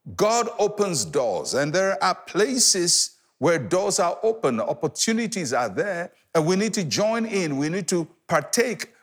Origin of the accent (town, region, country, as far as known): Ghana